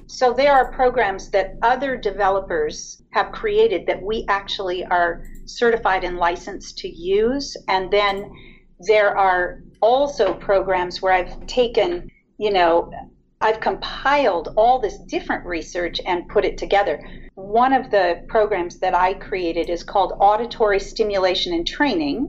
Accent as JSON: {"language": "English", "town": "Ventura", "region": "California", "country": "United States", "tie": "born or raised there", "said": "I grew up in Ventura"}